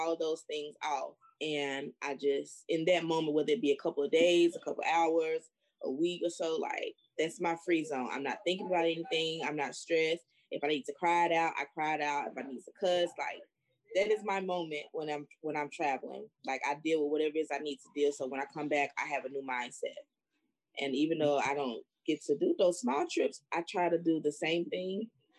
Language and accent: English; North Carolina, United States; my hometown, it's a hot spot. Like, it's a very small place, the county, but the freaking entire county is a red spot in North Carolina